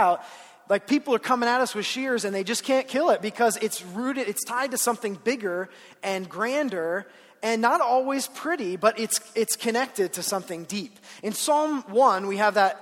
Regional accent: Ohio, United States; moved away as an adult; now in Colorado, United States; I grew up in Ohio

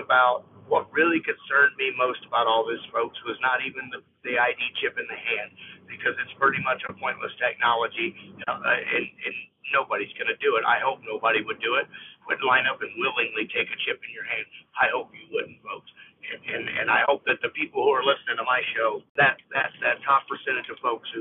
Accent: United States

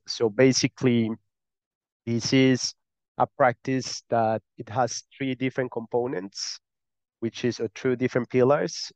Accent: Colombia; accent: Spanish; English is a second language; now in Malta; I'm not from Malta. I'm from Colombia. I live in Malta.

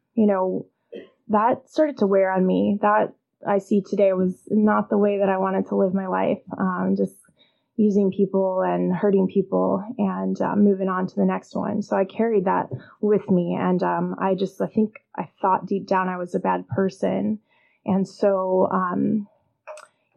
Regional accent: Illinois, United States; I grew up in Illinois

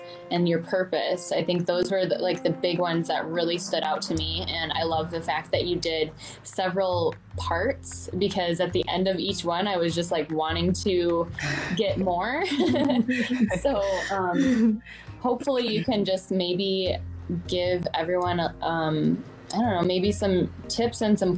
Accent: Michigan, United States; I'm from Michigan

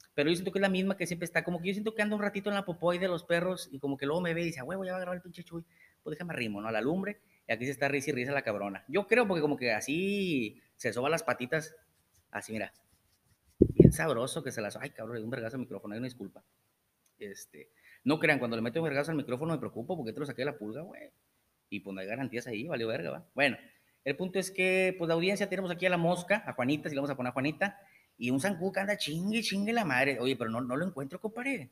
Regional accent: Monterrey, Nuevo León, Mexico; now in Tamaulipas, Mexico; Yo nací en Monterrey.

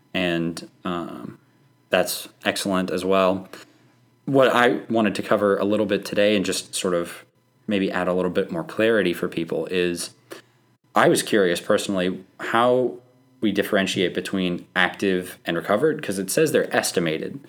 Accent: Oklahoma, United States; moved away; I'm from Oklahoma

